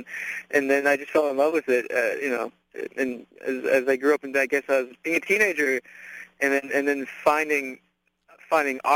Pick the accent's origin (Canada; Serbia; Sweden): Canada; Winnipeg, Manitoba; moved away as an adult; also born or lived in Vancouver / Iowa; now in Los Angeles, United States; ended up spending the majority of my years in Winnipeg, Manitoba, Canada